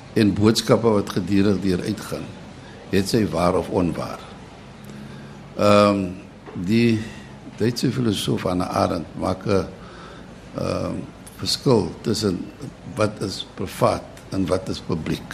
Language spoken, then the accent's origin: Afrikaans; South Africa